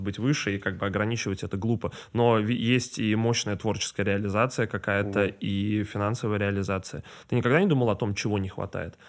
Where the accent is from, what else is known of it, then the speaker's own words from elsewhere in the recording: Saint Petersburg, Russia; now in Moscow, Russia; я из Питера сам, mm-hmm. и я родился там